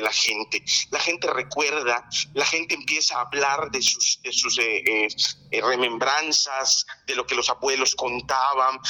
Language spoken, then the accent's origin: Spanish; Yucatán, Mexico; Nosotros los yucatecos